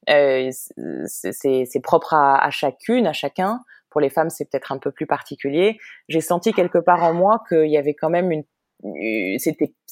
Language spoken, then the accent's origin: French; Paris, Île-de-France, France; moved away as an adult; also born or lived in Israel; now in New York, United States; née, j'ai grandi à Paris, j'ai fait des études à Paris.